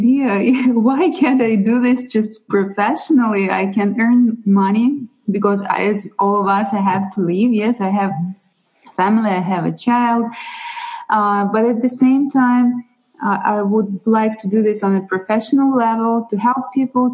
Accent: Russia; accent: Russian and Ukrainian; English is a second language; moved away; also born or lived in Ukraine; Originally, I'm from Russia. So if somebody is curious about my accent, it's from Russia and from Ukraine.

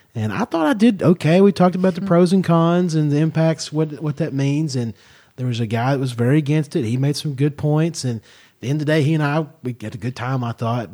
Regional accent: Kentucky, United States; moved away as an adult; now in San Luis Obispo County, California, United States; my home state of Kentucky

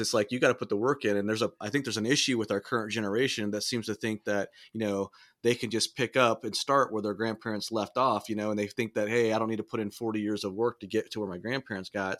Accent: Southern California, United States; I grew up in Southern California

